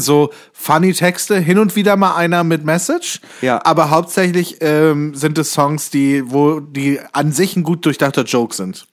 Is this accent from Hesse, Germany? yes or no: yes; Kassel, Hesse, Germany; moved away; in Kassel, meiner alten Heimatstadt